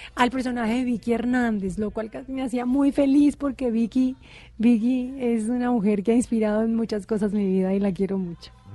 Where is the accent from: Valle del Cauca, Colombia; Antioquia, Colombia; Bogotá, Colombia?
Valle del Cauca, Colombia; Cali; todo el mundo piensa pues que uno es porque es de Cali, uno baila, pero no, no todos bailamos